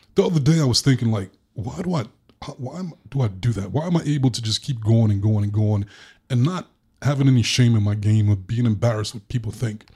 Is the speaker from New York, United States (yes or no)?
yes; New York, United States; growing up in New York